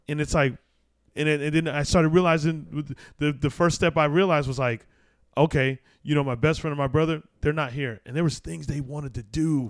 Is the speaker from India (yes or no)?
no; Arizona, United States; I grew up in Arizona